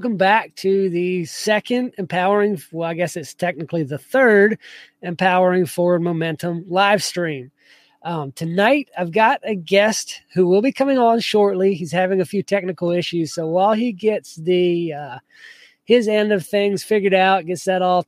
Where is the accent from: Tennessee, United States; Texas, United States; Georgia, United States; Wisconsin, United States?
Georgia, United States; South; I grew up in South Georgia